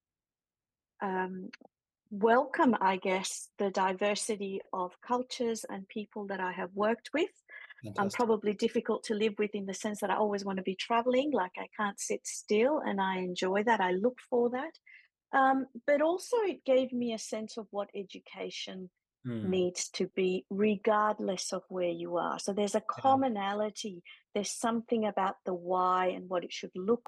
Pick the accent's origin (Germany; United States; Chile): Chile; now in Melbourne, Australia; I was born in Chile. I've been living here for 30 years, but all my family's back home